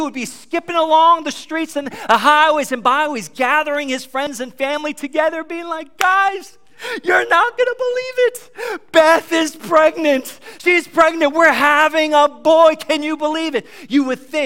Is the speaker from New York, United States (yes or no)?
yes; New York, United States; I'm from New York